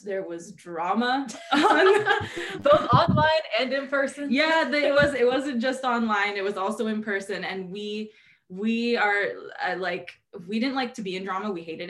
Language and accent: English; Canada; I'm so Canadian.